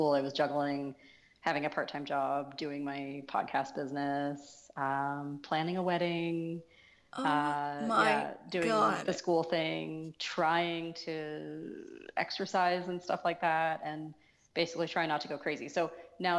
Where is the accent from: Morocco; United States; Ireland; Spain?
United States; Colorado; moved away as an adult; also born or lived in Seattle, Washington; now in Vancouver, Canada; I was born in the States. I mostly grew up in Colorado, but I was born in Seattle